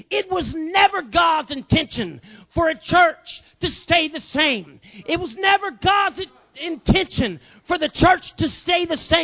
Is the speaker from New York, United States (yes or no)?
no; Southern Illinois, United States; I was from Southern Illinois